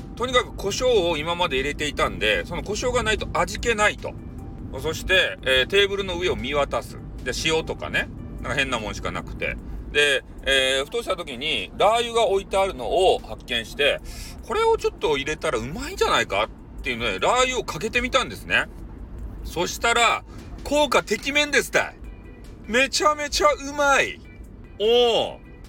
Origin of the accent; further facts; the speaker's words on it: Kyushu, Japan; 俺たち、九州の人間。